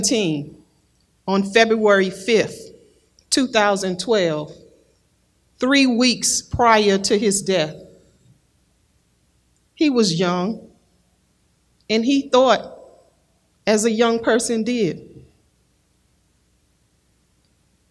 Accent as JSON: {"language": "English", "region": "Florida", "country": "United States", "tie": "born or raised there", "said": "I am from Florida. I was born and raised in Florida"}